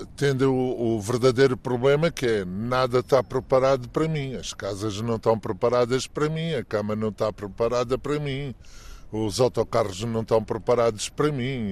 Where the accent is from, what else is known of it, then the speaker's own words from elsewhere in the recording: Luanda, Luanda Province, Angola; now in Albufeira, Portugal; visitar a minha terra, ver os sítios onde, onde fui muito feliz, eh, foi a minha infância